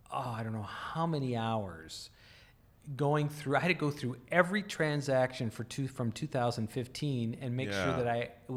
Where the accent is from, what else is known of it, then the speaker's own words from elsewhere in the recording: North Dakota, United States; now in Chicago, United States; I grew up in North Dakota.